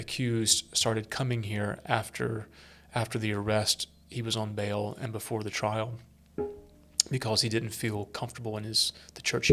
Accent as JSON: {"language": "English", "region": "South Carolina", "country": "United States", "said": "I'm from South Carolina, mm-hmm. although more of an upstate redneck than a low country aristocrat"}